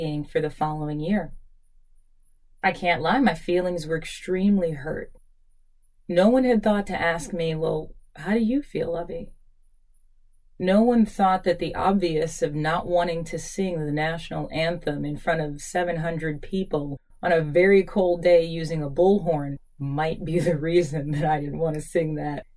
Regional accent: New York City, New York, United States; also born or lived in Queens, New York; I was born in Brooklyn, but you know, the last 4 years I've been living in Queens

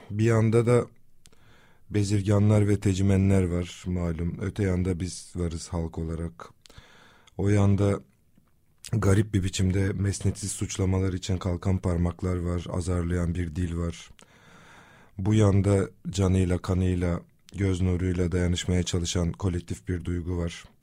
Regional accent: Kızıltepe, Mardin, Turkey; E, depreme de memlekette, kendi memleketimde Kızıltepe'de yakalandım.

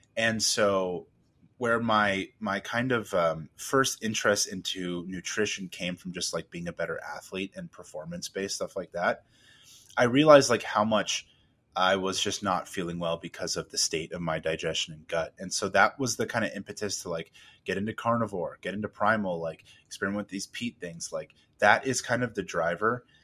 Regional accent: California, United States; I'm from originally from California

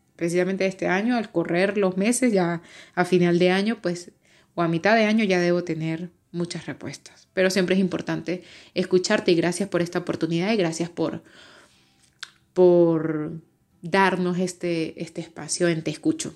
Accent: Venezuela; moved away as an adult; now in Madrid, Spain; soy venezolana

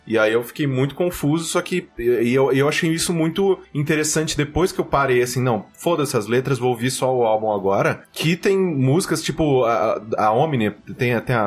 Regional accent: Mococa, São Paulo, Brazil; eu sou de Mococa

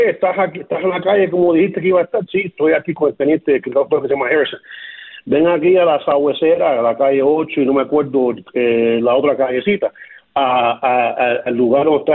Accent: Cuba; moved away; Yo, yo, yo llegué a Cuba, de Cuba en 1968 y lo que me dolió a mí más que nada, que siempre he tenido como cubano un orgullo de mi comunidad

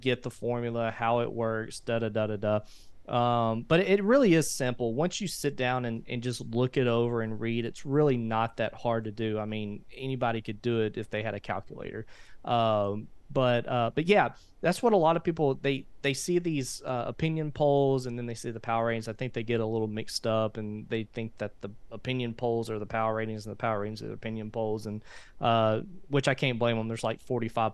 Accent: Haynesville, Louisiana, United States; I was born and raised in Hainesville

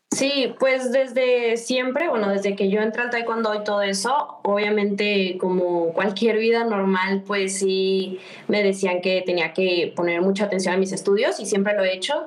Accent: Guadalajara, Jalisco, Mexico; moved away as an adult; also born or lived in Mexico City; Soy de Guadalajara, aquí pues está mi casa, mi familia

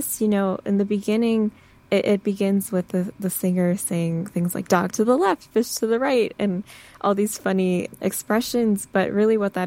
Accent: Michigan, United States; I grew up in Michigan

